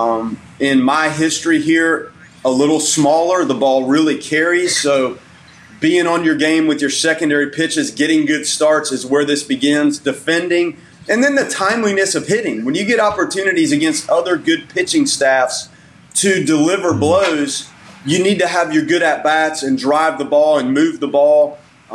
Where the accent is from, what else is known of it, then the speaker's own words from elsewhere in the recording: Tallahassee, Florida, United States; moved away as an adult; also born or lived in Macon; I lived in Tallahassee for basically my whole life